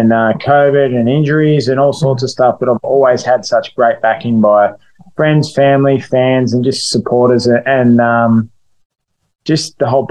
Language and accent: English; Melbourne, Victoria, Australia; fighting back in Melbourne, mate. It's been over 3 years since I've fought in my hometown